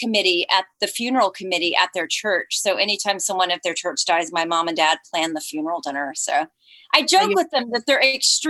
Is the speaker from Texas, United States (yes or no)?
yes; Colleyville, Texas, United States; born or raised there; also born or lived in Fort Worth, Texas / Georgia; now in Los Angeles, United States